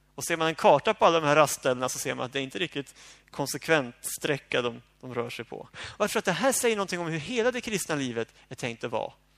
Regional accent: Sweden; jag som bekväm svensk

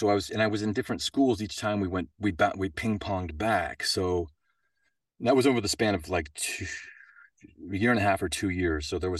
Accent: Boulder, Colorado, United States; also born or lived in Denver; We moved to, I was born in Denver, but then we moved to Boulder because he had a job with Pacific Bell

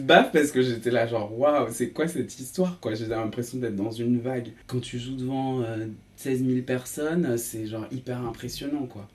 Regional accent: Saint-Étienne, Auvergne-Rhône-Alpes, France; moved away; also born or lived in Paris; je suis né à Saint-Etienne

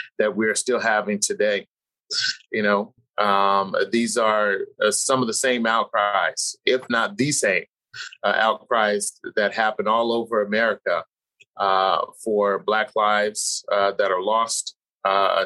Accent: San Jose, California, United States; In California. I grew up in Northern California. I'm from San Jose

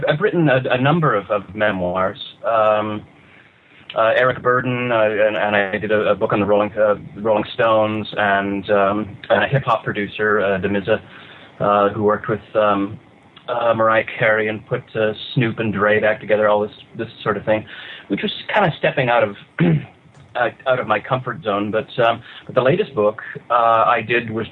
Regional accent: Canada; moved away as an adult; now in California, United States; I'm the Canadian writer.

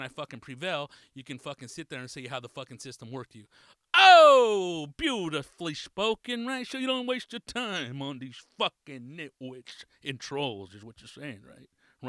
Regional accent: Atlanta, Georgia, United States; I'm from Atlanta.

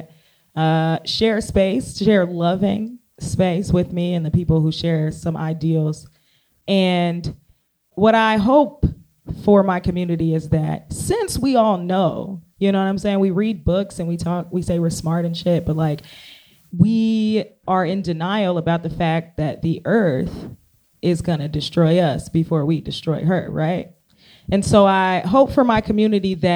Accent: Cincinnati, Ohio, United States; That's my hometown

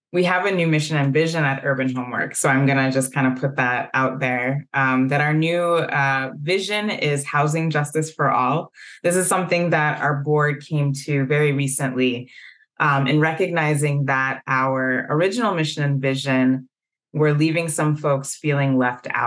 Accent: Evanston, Illinois, United States; moved away as an adult; now in Minnesota, United States; I was born in Evanston, Illinois, so I'm not a native of Minnesota. But I came to Minnesota by way of Carleton College, where I went to undergrad

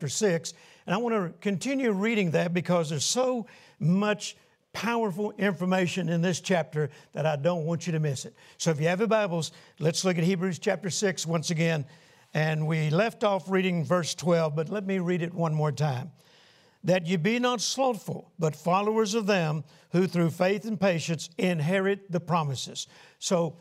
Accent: Shreveport, Louisiana, United States; Shreveport, Louisiana, my hometown

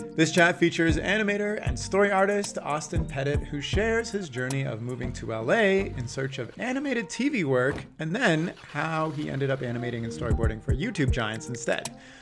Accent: Canada; also born or lived in Toronto; as a Canadian who lives in Toronto

